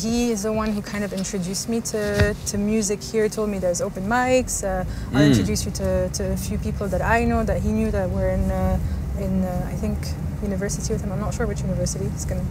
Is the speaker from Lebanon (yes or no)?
yes; Lebanon; moved away as an adult; also born or lived in United Kingdom; now in United Arab Emirates; I was born and raised in Lebanon till I was 21, I think. I left for a year to the UK.